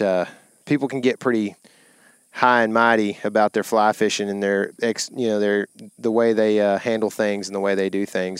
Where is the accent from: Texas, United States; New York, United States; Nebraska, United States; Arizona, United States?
Texas, United States; Lake Fork; we grew up on Fork